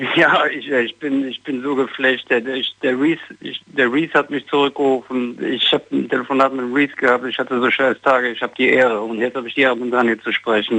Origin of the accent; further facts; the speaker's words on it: Düsseldorf, North Rhine-Westphalia, Germany; Ich komme aus Düsseldorf, ich bin 44